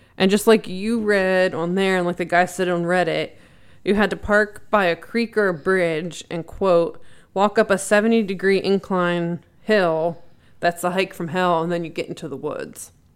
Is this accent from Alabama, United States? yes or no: no; York County, Pennsylvania, United States; the area I grew up in in York County, Pennsylvania.